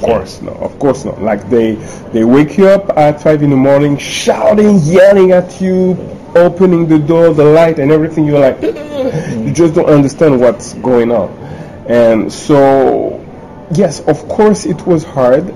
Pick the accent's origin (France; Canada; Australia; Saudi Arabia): France; Paris, Île-de-France; I was born in Paris, studied in Paris, worked in Paris